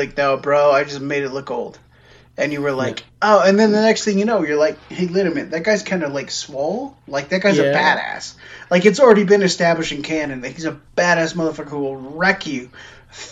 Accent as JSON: {"language": "English", "country": "United States", "said": "I'm an American"}